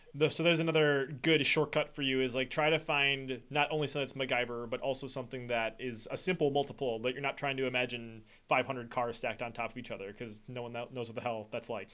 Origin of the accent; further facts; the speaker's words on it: Wisconsin, United States; I'm from Wisconsin